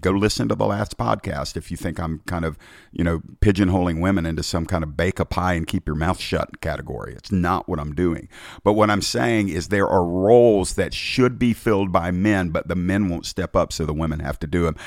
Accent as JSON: {"language": "English", "country": "United States", "tie": "born or raised there", "said": "I was born in America"}